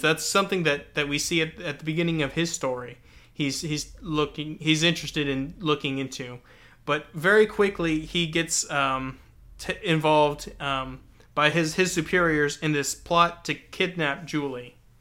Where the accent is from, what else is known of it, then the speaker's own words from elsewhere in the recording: Texas, United States; my own Texan-ness